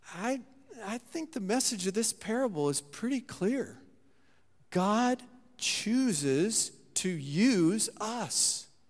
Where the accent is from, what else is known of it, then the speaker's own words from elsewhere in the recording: Saint Marys, United States; my hometown there in Saint Mary's